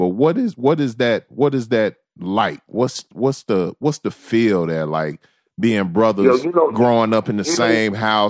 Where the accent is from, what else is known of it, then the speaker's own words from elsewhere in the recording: Memphis, Tennessee, United States; I'm from Memphis.